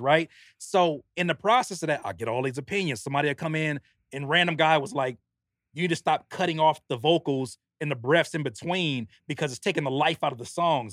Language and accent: English; Carson, California, United States; moved away as an adult; also born or lived in Downey, California / Rancho Cucamonga, California; I grew up in Carson, California. Went to high school in Downey